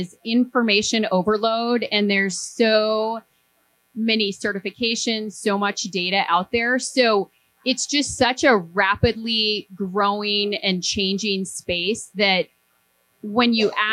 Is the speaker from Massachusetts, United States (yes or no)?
no; Montana, United States; I grew up in Montana on a cattle ranch